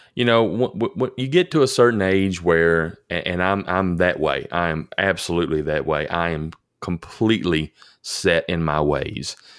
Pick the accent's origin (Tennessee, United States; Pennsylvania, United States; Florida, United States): Tennessee, United States; Elkton; I grew up in Elkton, I'm a child of the eighties